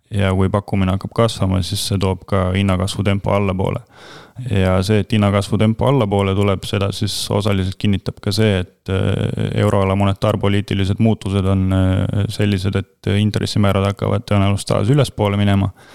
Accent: Rakvere, Lääne-Viru County, Estonia; ma olen väikelinnast ise pärit, Rakvere poiss

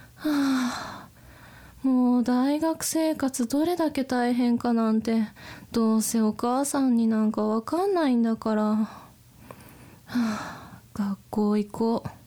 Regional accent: Toyama, Japan; accent: Toyama dialect; moved away; 私の出身が富山県ということでえっと作品中に富山弁が混じってるんですよね

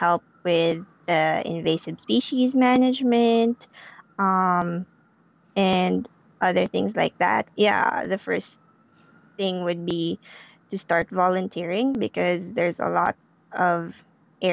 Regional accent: Philippines; moved away; I grew up in the Philippines, and I grew up in the city in the Philippines

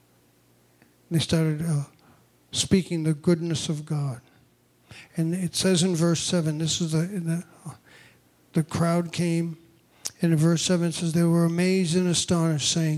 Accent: New England, United States; moved away as an adult; also born or lived in Newburgh, New York; we grew up in New England

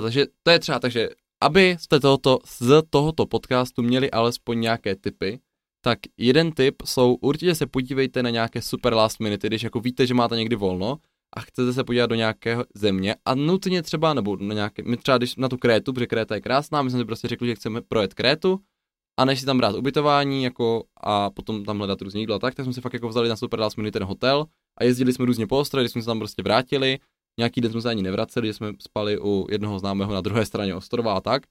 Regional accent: Czechia; jako správní Češi

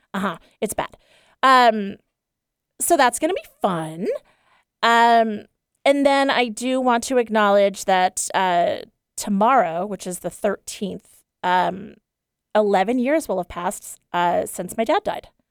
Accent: East Coast, United States; moved away; I grew up on the East Coast in a pretty, uh, you know, upper middle class, white and uptight family

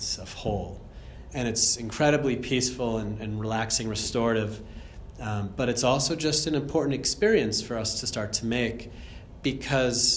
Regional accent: Andover, Massachusetts, United States; moved away as an adult; also born or lived in Germany / India / Australia; I'm from Andover, Massachusetts originally, which is, yeah, this 40 minutes north

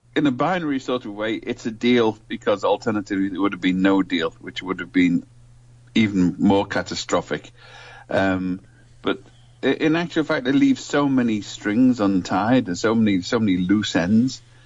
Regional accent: Liverpool, North West England, United Kingdom; I come from Liverpool

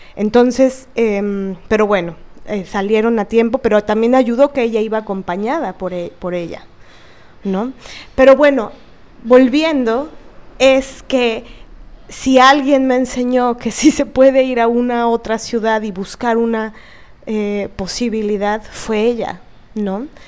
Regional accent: Veracruz, Mexico; moved away; also born or lived in Mexico City; Yo nací en Veracruz, el puerto de Veracruz

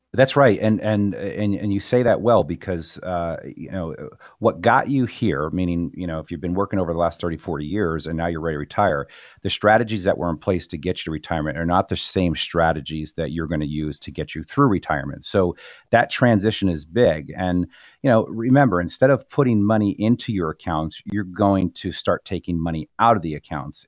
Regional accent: New Jersey, United States; moved away; was born and raised in New Jersey.

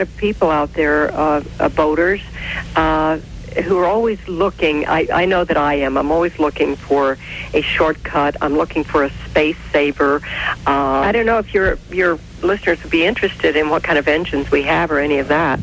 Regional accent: the Midwest on the Ohio River, United States; moved away; growing up in the Midwest on the Ohio River

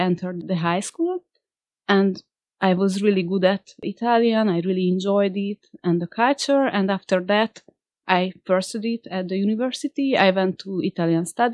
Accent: Hungary; also born or lived in Italy; come back to Hungary, because I had good friends here

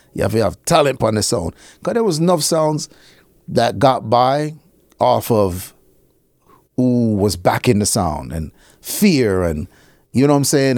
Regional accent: New York, United States; I was born in fucking New York

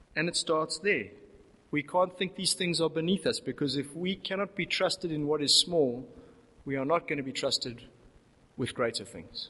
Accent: South Africa; As South African Christians

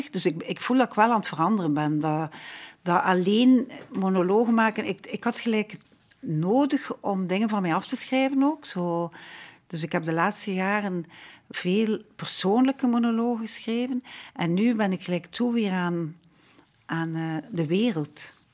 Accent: Ghent, Flanders, Belgium; we zijn al twee van Gent

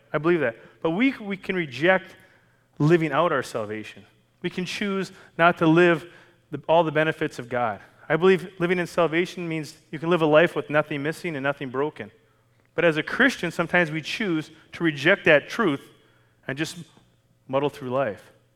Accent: Canada; moved away as an adult; now in United States; I was Canadian for the first 40 years of my life

